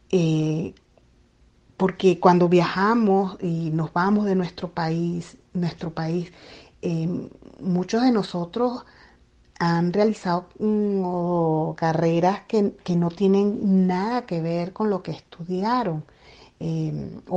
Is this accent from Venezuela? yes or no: yes; Venezuela; distribuirlo en Venezuela, por supuesto, para mí sería, bueno, una gran dicha, una alegría que, que esté allá en mi país.